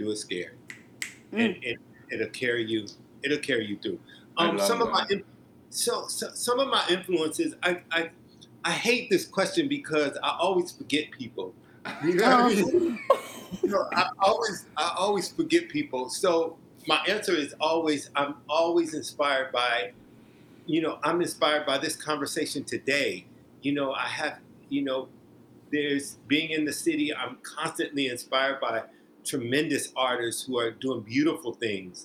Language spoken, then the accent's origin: English; Omaha, Nebraska, United States; moved away; I'm from Omaha, Nebraska